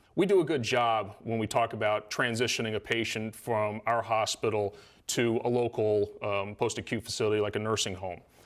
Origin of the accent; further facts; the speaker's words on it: Salisbury, Maryland, United States; moved away as an adult; I grew up here in Salisbury. Uh, lived here till I was, uh, about eighteen